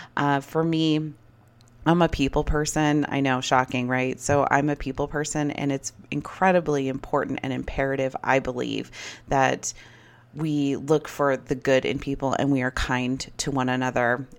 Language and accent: English; United States